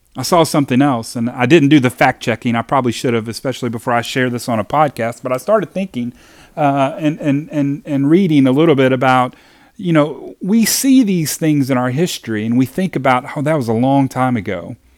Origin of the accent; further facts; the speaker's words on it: Hopkinsville, Kentucky, United States; I grew up in Hopkinsville, Kentucky